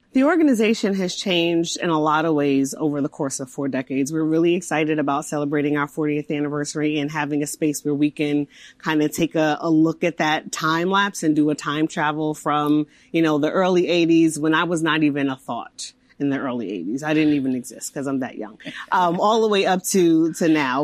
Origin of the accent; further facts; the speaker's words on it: East Coast, United States; I'm from the East Coast, I'm from this area, so I was excited to come back